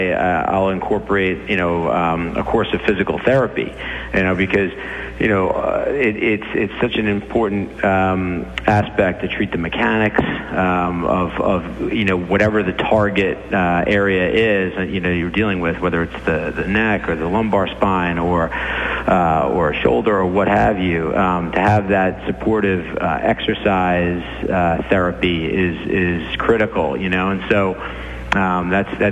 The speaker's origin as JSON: {"language": "English", "town": "Merrick", "region": "New York", "country": "United States", "tie": "born or raised there", "also_born_or_lived": "Pennsylvania", "said": "I was born and raised up in Nassau County, Merrick"}